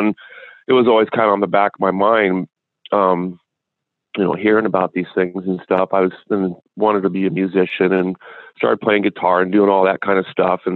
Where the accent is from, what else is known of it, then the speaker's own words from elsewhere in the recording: Wenatchee, Washington, United States; I grew up in Washington State here